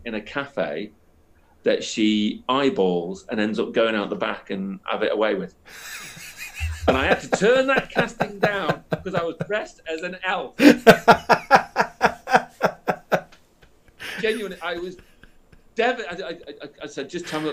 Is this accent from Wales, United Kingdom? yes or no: no; Chester, North West England, United Kingdom; also born or lived in Worcester; now in Liverpool, United Kingdom; I'm from the northwest, so my family are just down the road in Chester.